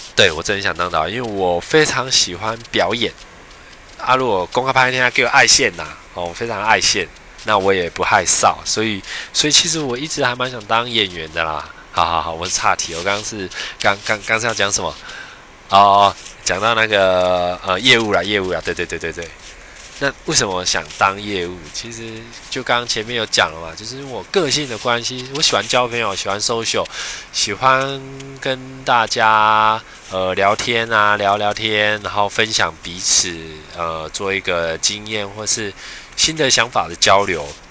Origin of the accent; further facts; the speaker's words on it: Chiayi, Taiwan; now in Taipei, Taiwan; 我是嘉义人，我来自嘉义，然后，呃，我现在在台北工作